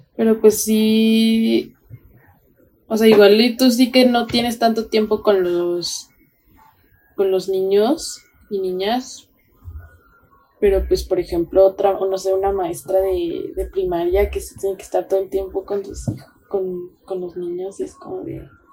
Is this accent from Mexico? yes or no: yes; Mexico; nosotras como mujeres mexicanas